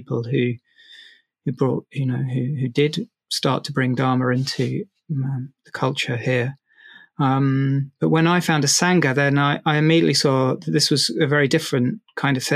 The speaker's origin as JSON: {"language": "English", "region": "London", "country": "United Kingdom", "tie": "born or raised there", "said": "growing up in South London"}